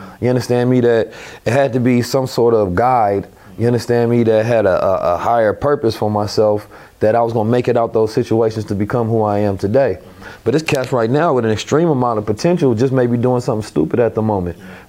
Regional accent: Oakland, California, United States; also born or lived in St. Louis, Missouri; I'm from Oakland, California. I grew up in a Muslim household where I was taught at a very young age who I was, giving knowledge yourself. But I also grew up in the hood, you understand me, St. Louis and Oakland

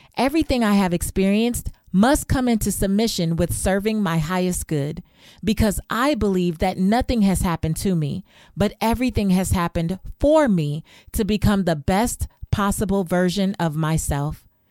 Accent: Los Angeles, California, United States; I remember growing up in South Central Los Angeles in not the best neighborhood.

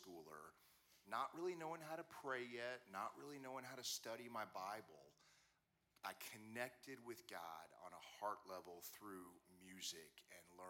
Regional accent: Wichita, Kansas, United States; I grew up in Wichita, Kansas

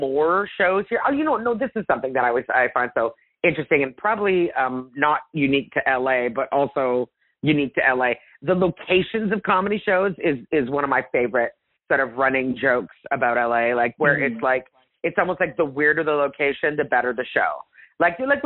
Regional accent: Canada; moved away as an adult; now in Los Angeles, United States; And I'm Italian, but I'm Anglo. Like I'm Canadian.

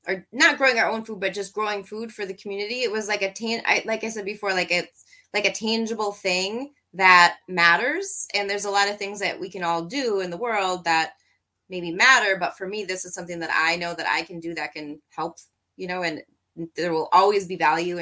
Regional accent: Wisconsin, United States; also born or lived in Oregon; we grew up in Wisconsin. So then we're relocating back home.

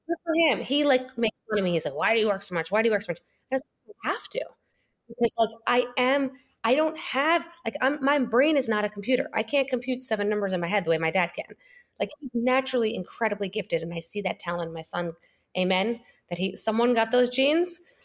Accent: New York, United States; moved away as an adult; also born or lived in Springfield, Illinois / Boston / California; now in Miami, United States; I was born in Springfield, Illinois, grew up in New York, lived in New York my whole life

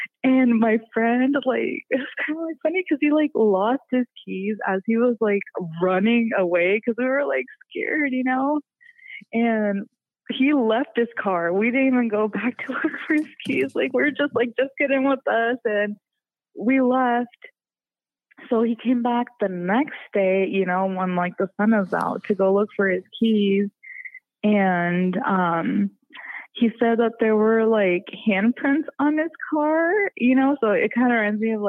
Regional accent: Des Moines, Iowa, United States; And we grew up in Des Moines, so we're like, oh, in Genola, like, yeah, like, let's go, like, no adults, like, let's party, right?

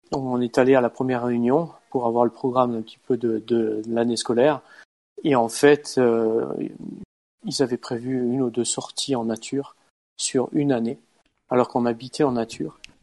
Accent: France; moved away as an adult; now in Norway; on est français

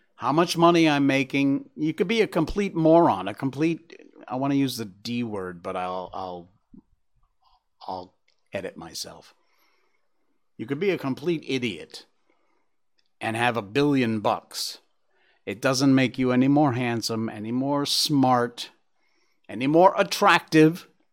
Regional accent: Connecticut, United States; that's my home state

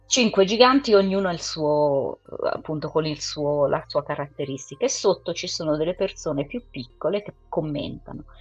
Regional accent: England, United Kingdom; moved away; io sono inglese

